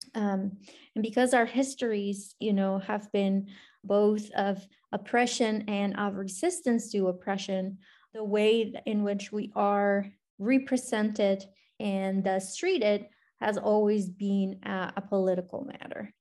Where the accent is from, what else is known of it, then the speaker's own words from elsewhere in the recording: Colombia; English is a second language; now in Cincinnati, United States; I was born and raised in Colombia